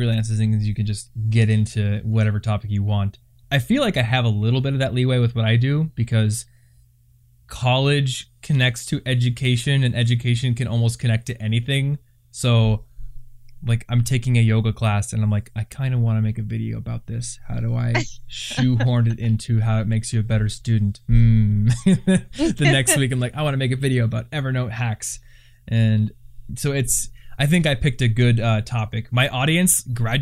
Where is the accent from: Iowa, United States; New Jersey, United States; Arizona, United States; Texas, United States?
Iowa, United States; I'm from Iowa